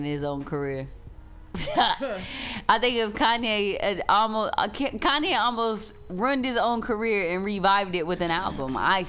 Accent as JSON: {"language": "English", "region": "Texas", "country": "United States", "said": "But we're from Texas, so."}